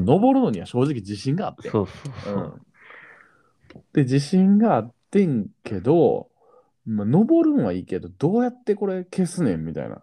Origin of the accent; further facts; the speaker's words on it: Kakogawa, Hyogo, Japan; 私はね、加古川出身なんですけど